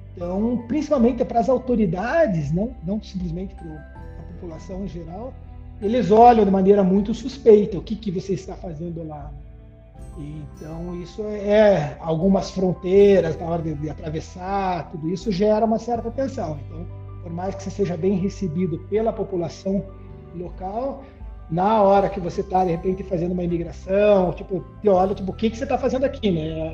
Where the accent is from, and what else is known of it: Brazil